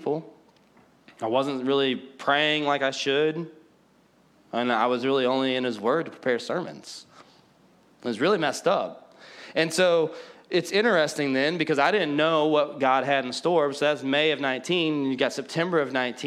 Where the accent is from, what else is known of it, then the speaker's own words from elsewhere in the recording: Collinsville, United States; also born or lived in Benton, Illinois; he called me back to my hometown to plant